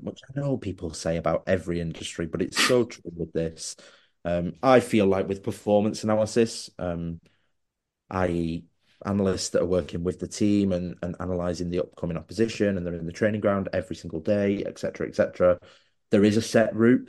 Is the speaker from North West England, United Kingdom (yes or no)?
yes; Wigan, North West England, United Kingdom; I was born in Wigan